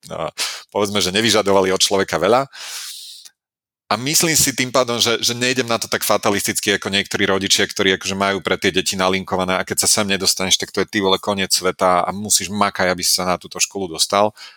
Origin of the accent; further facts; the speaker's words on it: Nitra, Nitra Region, Slovakia; mám ten sentimentálny vzťah ku kopcu Zobor, eh, pod ktorým mm. som ja strávil svoje detstvo